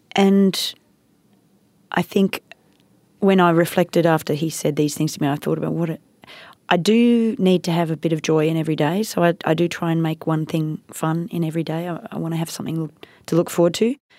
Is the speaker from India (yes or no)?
yes; India; moved away; I grew up in India